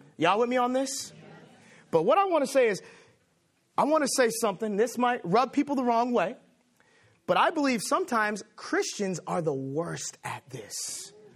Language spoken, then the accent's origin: English; Los Angeles, California, United States; now in Boston, United States; I am from Los Angeles